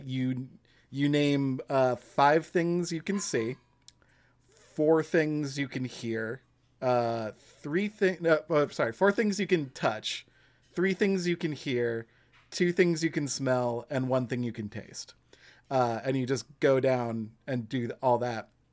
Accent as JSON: {"language": "English", "region": "Massachusetts", "country": "United States", "said": "since I'm from Massachusetts"}